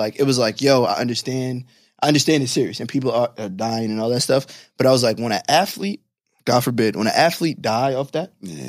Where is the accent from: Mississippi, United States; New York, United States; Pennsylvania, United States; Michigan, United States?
New York, United States; New York City; I grew up in Clinton Hills.